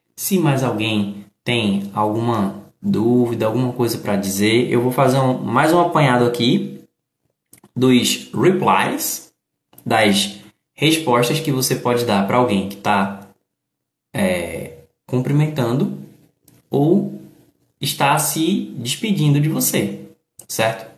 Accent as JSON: {"language": "Portuguese", "town": "Recife", "region": "Pernambuco", "country": "Brazil", "said": "eu sou do Recife"}